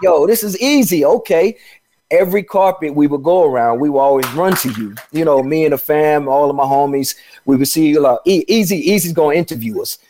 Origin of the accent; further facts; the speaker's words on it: Chicago, Illinois, United States; moved away as an adult; also born or lived in Atlanta / Los Angeles; I'm from Chicago